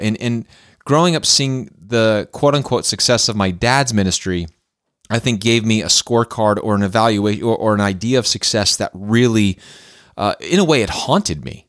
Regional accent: Clarks Summit, Pennsylvania, United States; moved away as an adult; also born or lived in the South (US); I grew up in Clark Summit, Pennsylvania

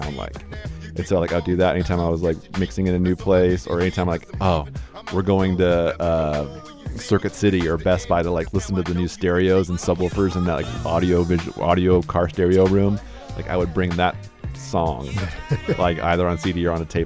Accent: California, United States; moved away; being from California

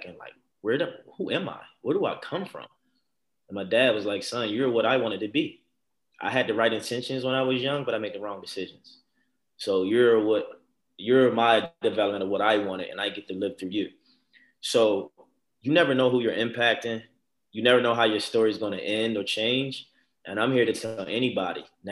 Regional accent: Baltimore, Maryland, United States; born or raised there

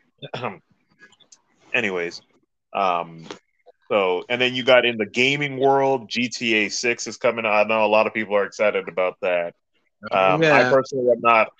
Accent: United States; my fellow Americans

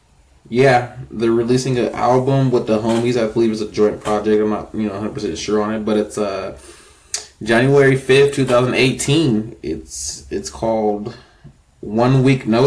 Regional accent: Inland Empire, California, United States; I'm from the Inland Empire

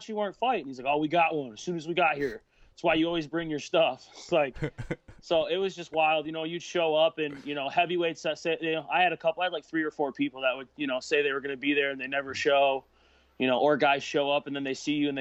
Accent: northern Michigan, United States; I used to live up north a little bit more, like more north in Michigan than where I do now

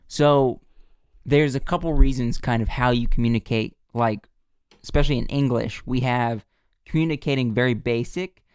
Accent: United States; we're from America

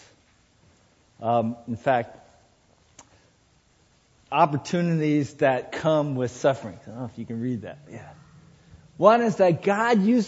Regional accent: Sierra Madre, California, United States; moved away; I was in my hometown, Sierra Madre

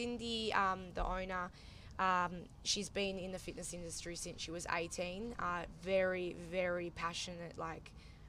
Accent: Karratha, Western Australia, Australia; because obviously we're from Karratha, Port Hedland

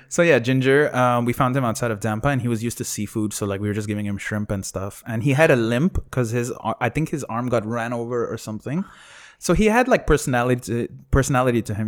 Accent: Sharjah, United Arab Emirates; growing up in Sharjah

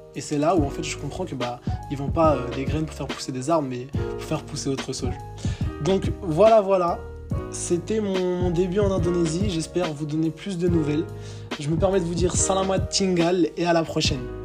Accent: Villejuif, Île-de-France, France; moved away as an adult; je suis parisien, je suis issu de la, banlieue parisienne, donc euh, de Villejuif dans le 94

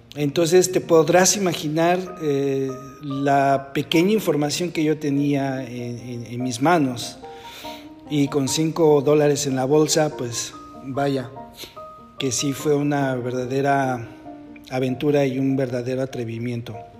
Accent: Mexico; moved away as an adult; now in Netherlands; cuando yo salí de México

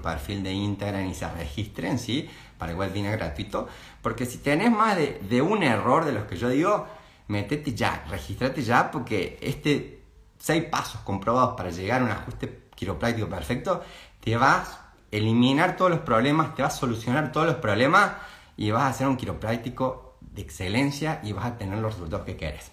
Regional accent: Córdoba, Argentina; accent: cordobés tonada; sos muy cordobés

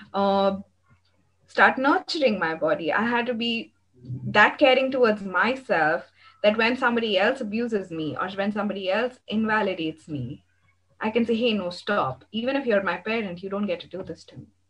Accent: India; I am from India

